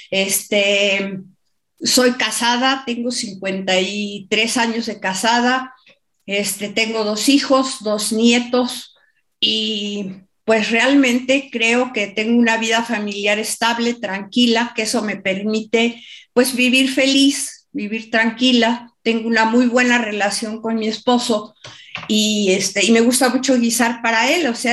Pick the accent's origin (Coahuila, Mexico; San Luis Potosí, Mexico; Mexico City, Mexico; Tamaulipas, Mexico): Mexico City, Mexico; siempre he vivido en la Ciudad de México y en diferentes estados de la República.